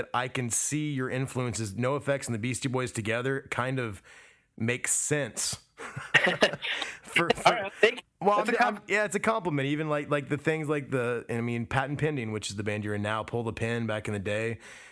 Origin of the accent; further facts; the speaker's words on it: Midwest, United States; moved away as an adult; also born or lived in Gulf Shores, Alabama / Jamaica / Muncie, Indiana; growing up in the Midwest, kind of, you know, lower middle class